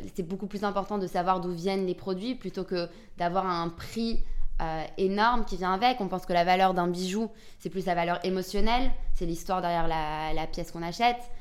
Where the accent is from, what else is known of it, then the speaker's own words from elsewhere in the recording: Antwerp, Flanders, Belgium; moved away as an adult; also born or lived in London; je viens aussi d'Anvers, d'une famille diamantaire. Donc mon papa, il est diamantaire à Anvers. À 18 ans, pareil, j'ai bougé à Londres